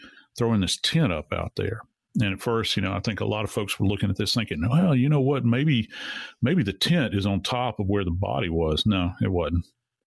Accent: Louisiana, United States; I was born and raised in Louisiana. I've been around swamps my entire life.

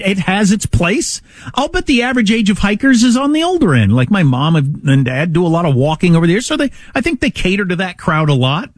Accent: Midwest, United States; I'm from the Midwest

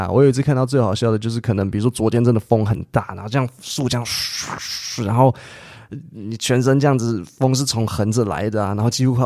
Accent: Taipei, Taiwan; I grew up in Taipei

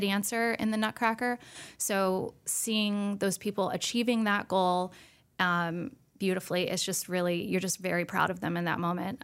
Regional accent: Winston-Salem, North Carolina, United States; also born or lived in New York; I grew up here, you know, in Winston, and um, I grew up at the School of the Arts

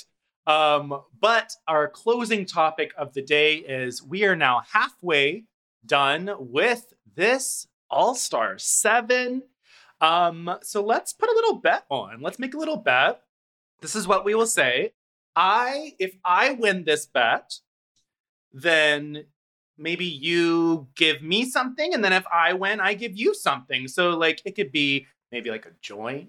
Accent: Tennessee, United States; I was born and raised in Tennessee

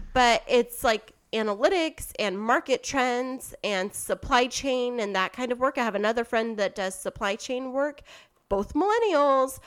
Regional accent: Kingsburg, California, United States; my hometown, Kingsburg

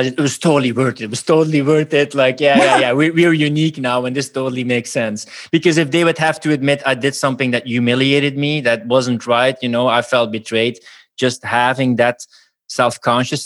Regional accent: Flanders, Belgium; we're from Belgium

